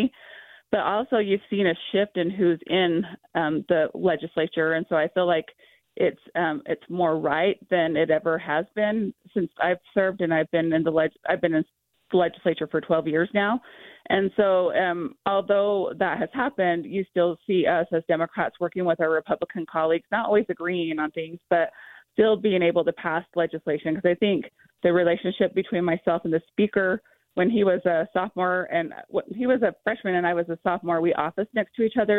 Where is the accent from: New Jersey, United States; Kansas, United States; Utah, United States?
Utah, United States; Tooele; As growing up as a child, I grew up in Tooele, Utah